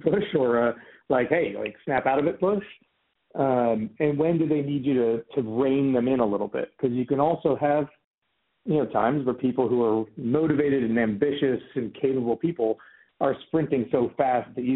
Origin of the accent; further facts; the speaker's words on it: Des Moines, Iowa, United States; moved away as an adult; also born or lived in St. Louis, Missouri / California; I grew up in Des Moines, Iowa.